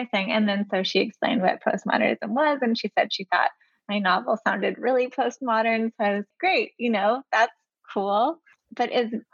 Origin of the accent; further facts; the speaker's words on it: Palo Alto, California, United States; moved away; also born or lived in Michigan; I'm from the Bay Area. I'm from Palo Alto